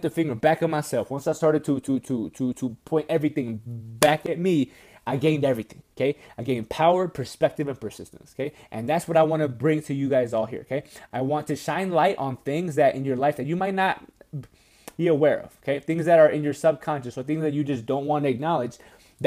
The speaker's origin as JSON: {"language": "English", "region": "Wisconsin", "country": "United States", "moved": "yes", "said": "I'm from Wisconsin"}